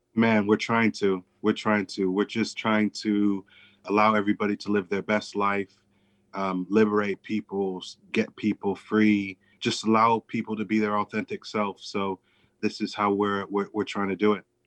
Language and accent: English; Chicago, Illinois, United States; I grew up in and around Chicago